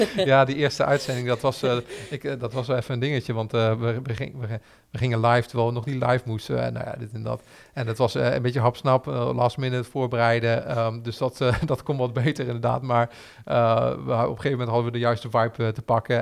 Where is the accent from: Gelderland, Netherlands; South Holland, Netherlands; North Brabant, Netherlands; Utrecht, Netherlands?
Gelderland, Netherlands; Arnhem; we als Arnhemmers trots zijn op wie we zijn